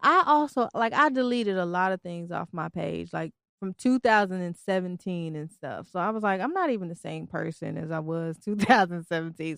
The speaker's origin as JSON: {"language": "English", "region": "Tennessee", "country": "United States", "tie": "born or raised there", "also_born_or_lived": "Detroit, Michigan", "moved": "yes", "lives_now": "Virginia, United States", "said": "even though I'm from Detroit, I was raised in Tennessee"}